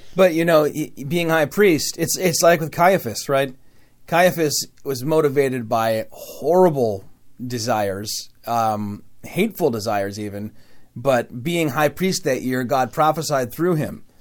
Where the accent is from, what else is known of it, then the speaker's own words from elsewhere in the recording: Michigan, Midwest, United States; accent: Midwest; a word that I say as a Midwesterner in a strange way